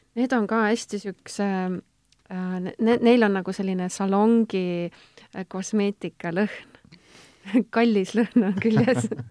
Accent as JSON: {"language": "Estonian", "country": "Estonia", "said": "ma olengi tegelikult keskmine eestlane"}